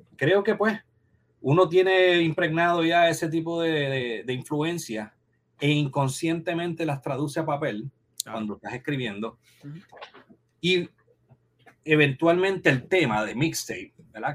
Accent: Comerío, Puerto Rico; en el 21 cine que había en, mi pueblo Comerío

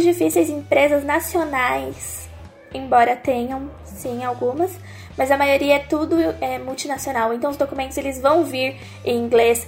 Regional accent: São Paulo, Brazil; eu sou de São Paulo

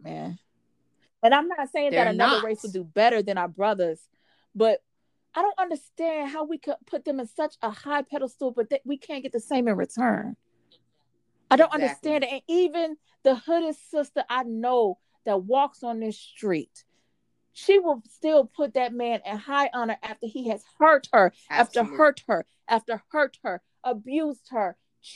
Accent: Birmingham, Alabama, United States; I'm from Birmingham

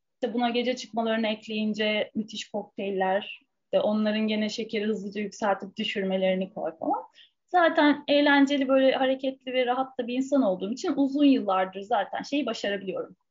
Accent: Istanbul, Turkey; ben yani Fulya'da büyüdüm Beşiktaş'ın göbeğinde

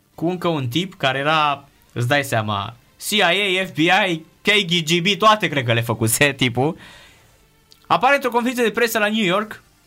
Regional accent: Romania; sunt din România

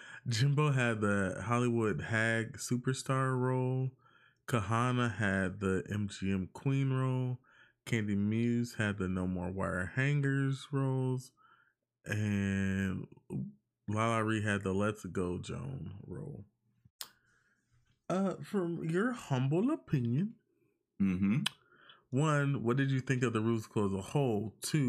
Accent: Puerto Rico; I am from Puerto Rico.

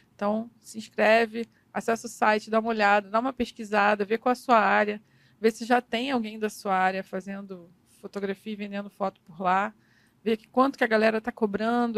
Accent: Miguel Pereira, Rio de Janeiro, Brazil; also born or lived in Nova Iguaçu; Mas eu não cresci lá. Eu cresci em Miguel Pereira

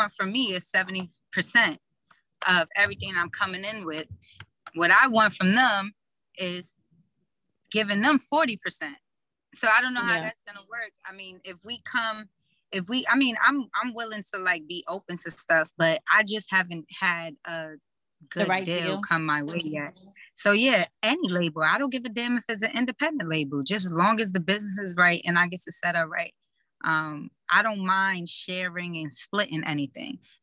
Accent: New York City, New York, United States; we're both from East Harlem, El Barrio

